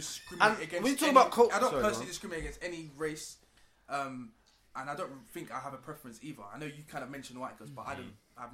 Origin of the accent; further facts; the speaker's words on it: London, United Kingdom; We grew up in London.